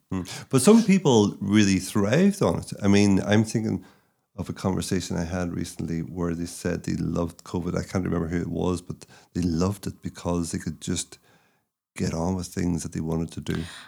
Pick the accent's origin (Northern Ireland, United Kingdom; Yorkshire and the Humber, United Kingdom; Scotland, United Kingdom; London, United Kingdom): Northern Ireland, United Kingdom; moved away as an adult; also born or lived in China; now in Ireland; I left Northern Ireland in ninety-six. I'd never lived in the South before